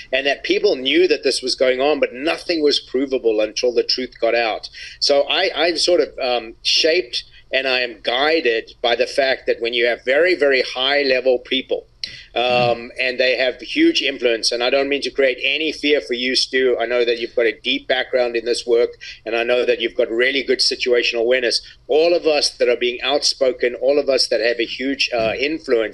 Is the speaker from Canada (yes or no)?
no; South Africa; me growing up in South Africa